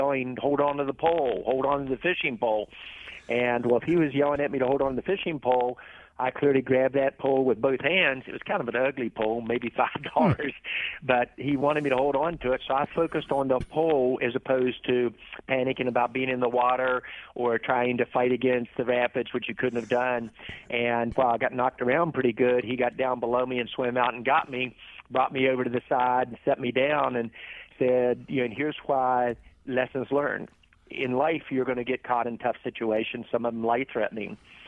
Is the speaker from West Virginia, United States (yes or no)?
yes; Charleston, West Virginia, United States; and then I was raised in Charleston, West Virginia.